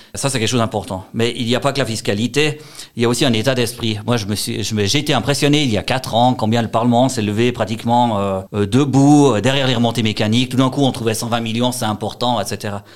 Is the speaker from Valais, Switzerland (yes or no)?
yes; Valais, Switzerland